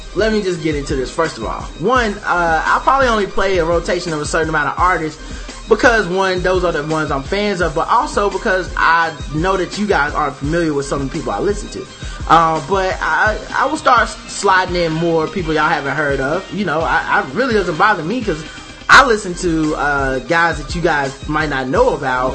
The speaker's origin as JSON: {"language": "English", "town": "Charlotte", "region": "North Carolina", "country": "United States", "tie": "born or raised there"}